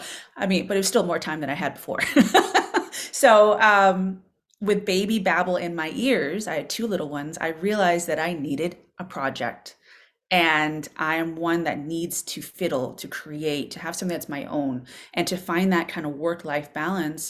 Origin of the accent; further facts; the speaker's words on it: Boston, Massachusetts, United States; moved away as an adult; now in Berkshires, United States; I was a complete city girl, born and raised in Boston, urban gal